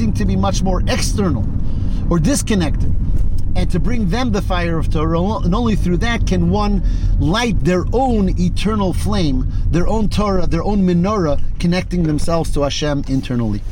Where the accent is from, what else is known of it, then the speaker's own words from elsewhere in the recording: Detroit, Michigan, United States; I grew up in Detroit